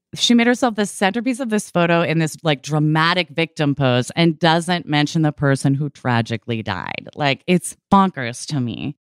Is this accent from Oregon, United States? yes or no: yes; Oregon, United States; moved away as an adult; also born or lived in California; I was born and raised in Oregon.